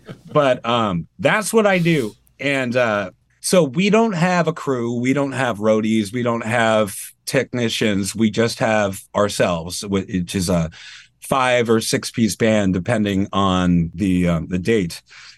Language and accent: English; Maine, United States; I mean, I don't really sound like I'm from Maine either. Like I don't think I have much of a Maine accent.